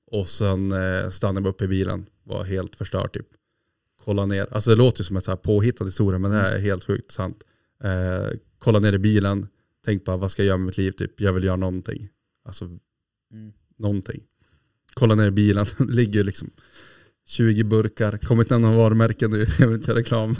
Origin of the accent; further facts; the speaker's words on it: Glommers, Västerbotten County, Sweden; där jag var uppväxt i Glommers. Jaha. Utanför Jörn där morfar bodde